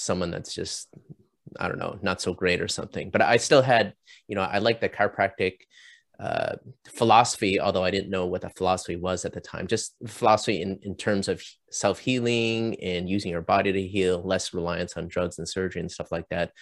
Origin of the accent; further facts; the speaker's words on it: Canada; moved away as an adult; also born or lived in Chicago; now in Orange County, United States; I'm Canadian